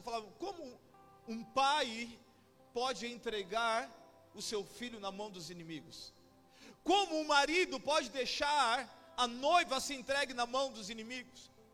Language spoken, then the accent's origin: Portuguese; Baixada Santista, São Paulo, Brazil; Sou lá da Baixada Santista